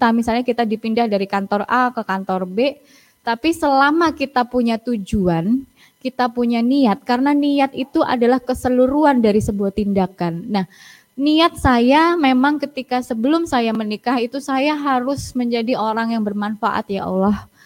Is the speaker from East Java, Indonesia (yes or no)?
yes; Surabaya, East Java, Indonesia; accent: Surabaya Javanese; Kita sama-sama Jawa, Mbak, sama-sama pakai bahasa Jawa, tapi Jawanya saya, Jawa Surabaya dan Jawanya Trenggalek kan berbeda.